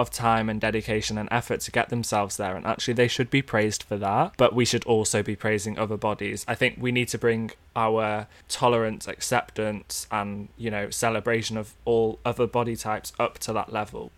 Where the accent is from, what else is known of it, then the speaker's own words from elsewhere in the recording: North Wales, United Kingdom; accent: northern; I grew up in North Wales